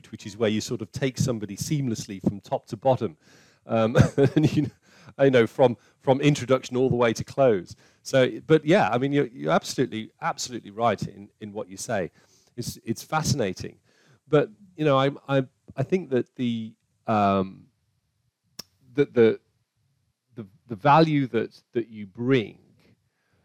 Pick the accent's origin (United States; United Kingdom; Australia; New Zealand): United Kingdom; we're British